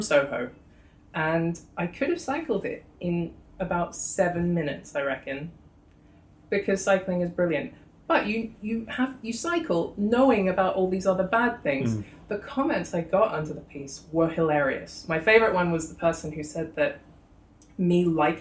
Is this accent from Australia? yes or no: yes; Australia; now in London, United Kingdom; I come from Australia.